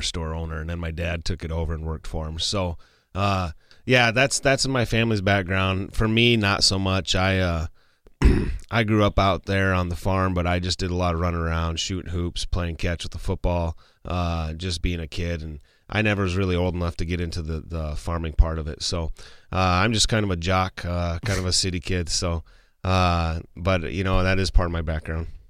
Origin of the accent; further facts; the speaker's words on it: Martin, South Dakota, United States; I was born in Martin, South Dakota.